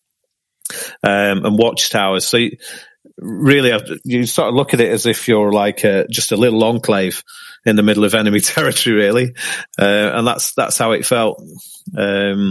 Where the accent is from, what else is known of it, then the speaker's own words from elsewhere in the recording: Manchester, North West England, United Kingdom; I was brought up in Manchester